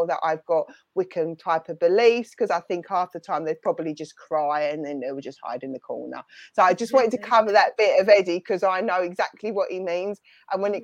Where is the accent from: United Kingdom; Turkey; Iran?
United Kingdom; accent: London-y, Essex-y; my London-y, Essex-y accent gets stronger